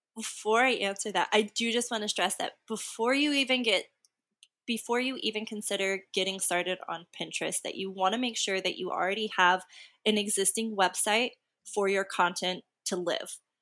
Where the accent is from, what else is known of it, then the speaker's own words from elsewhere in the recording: Texas, United States; I'm also from Texas.